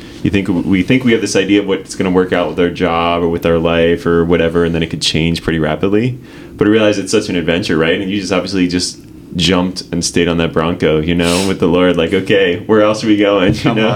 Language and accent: English; Cincinnati, Ohio, United States; I'm from Cincinnati, so just like having someone like you come in and be there with, you know, like I'm basically from Price Hill almost, like, you know, nearby.